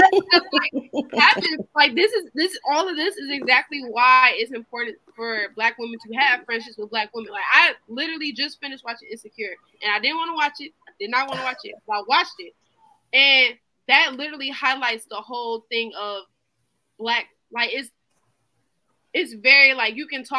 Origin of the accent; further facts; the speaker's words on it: Detroit, Michigan, United States; I'm from Detroit